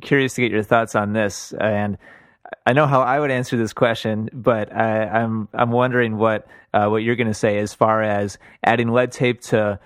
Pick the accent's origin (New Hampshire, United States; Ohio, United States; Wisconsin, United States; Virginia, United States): Wisconsin, United States; I'm from Wisconsin